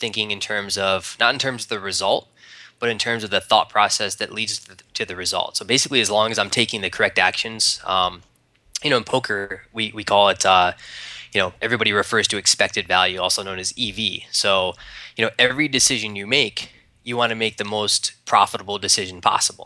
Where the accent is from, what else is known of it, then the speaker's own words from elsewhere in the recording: East Coast, United States; moved away as an adult; also born or lived in Arizona; I'm from the East Coast, moved out to Arizona to do real estate